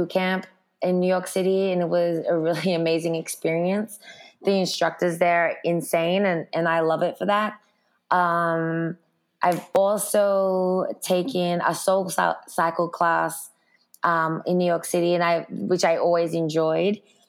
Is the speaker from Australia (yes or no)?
yes; Sydney, New South Wales, Australia; also born or lived in Brooklyn; now in California, United States; But I grew up in Sydney, Australia, so I definitely consider myself an Aussie.